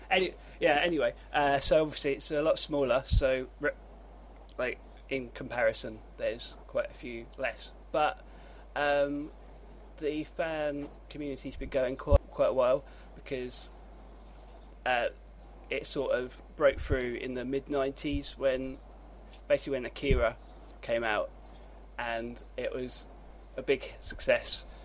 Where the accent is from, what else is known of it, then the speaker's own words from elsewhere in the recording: United Kingdom; I'm British